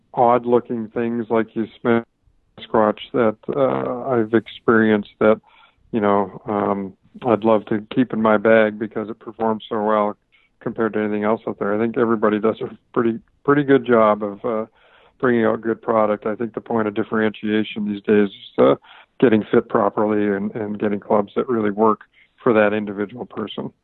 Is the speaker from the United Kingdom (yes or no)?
no; Canada; now in Southern California, United States; a golf course I grew up on in Canada